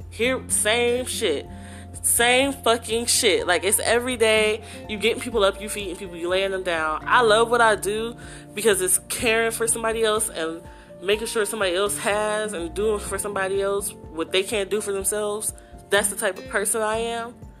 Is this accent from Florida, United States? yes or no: no; Youngstown, Ohio, United States; moved away as an adult; also born or lived in Baltimore, Maryland; now in Columbus, United States; I'm originally from Youngstown, Ohio. I've lived there basically my whole life